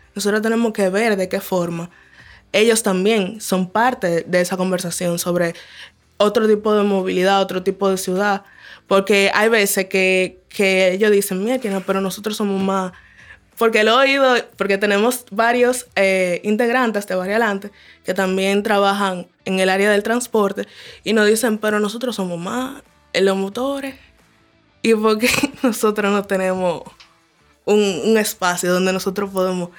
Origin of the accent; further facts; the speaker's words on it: Distrito Nacional, Dominican Republic; now in Villa Mella, Dominican Republic; me viví casi toda mi vida en el distrito, recién me mudé a Villamella